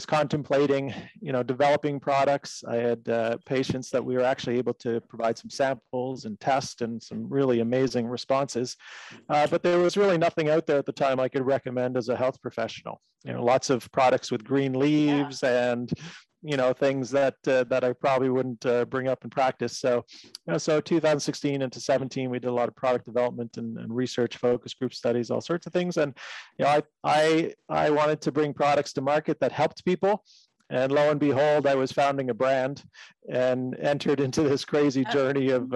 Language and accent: English; Canada; I'm Canadian. So in Canada, we had this legalization of medical cannabis